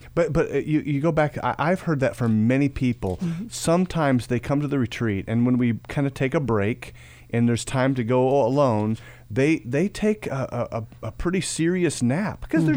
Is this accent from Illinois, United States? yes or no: yes; Peoria, Illinois, United States; moved away; up in Peoria, Illinois, my hometown area.